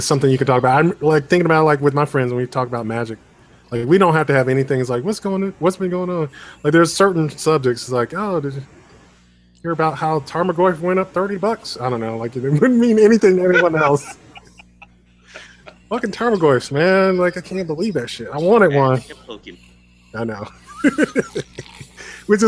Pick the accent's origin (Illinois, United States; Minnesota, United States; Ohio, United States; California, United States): Illinois, United States; Chicago; I am from Chicago